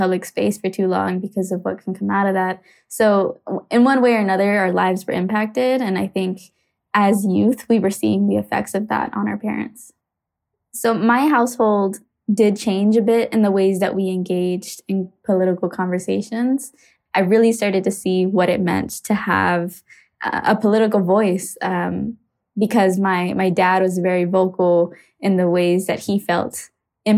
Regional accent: Phoenix, Arizona, United States; I grew up in Arizona during a really interesting time

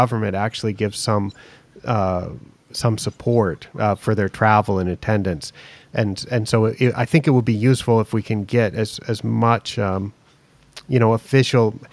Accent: United States; moved away; also born or lived in Asia; me as an American

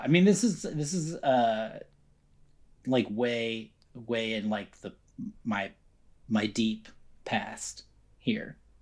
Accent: Encinitas, California, United States; I grew up in Encinitas

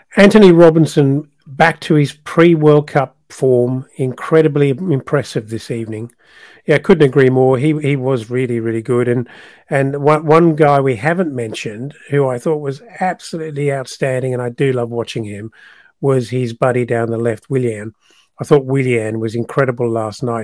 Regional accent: South Africa; moved away; it's my country of birth, uh, but I'm no longer a South African

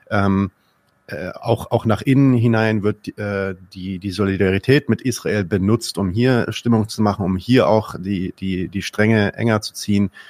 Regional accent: Germany; als Deutsche ja. möchte ich es

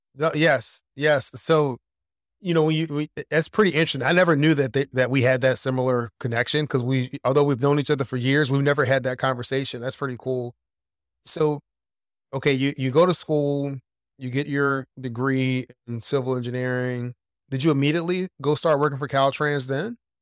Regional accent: Philadelphia, Pennsylvania, United States; when I was growing up in Philadelphia

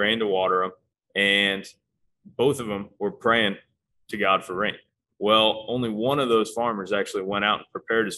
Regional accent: Fort Myers, Florida, United States; I'm from Fort Myers

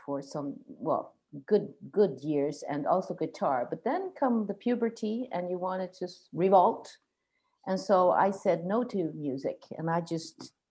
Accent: Gothenburg, Västra Götaland, Sweden; English is a second language; also born or lived in southern Sweden / Stockholm; now in Gotland, Sweden; I come from Gothenburg from the beginning, and lived both in the south part of Sweden and then in Stockholm for a good many years.

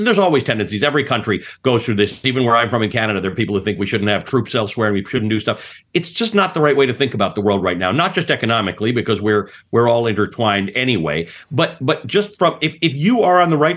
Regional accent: Kenya; now in United States; I was born in Kenya at post-colonialism. My parents came from South Africa, which had been a British colony

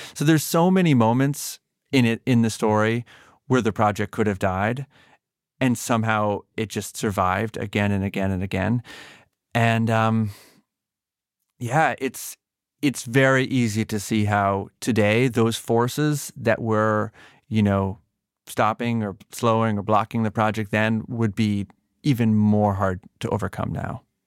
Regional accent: Massachusetts, United States; I grew up in Massachusetts, but not in Boston proper.

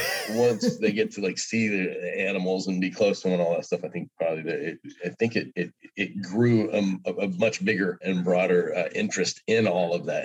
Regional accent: Oklahoma, United States; now in Mississippi, United States; I grew up in Oklahoma

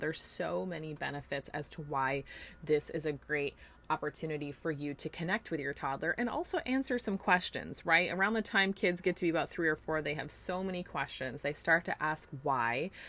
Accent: New York, United States; now in Florida, United States; growing up in New York

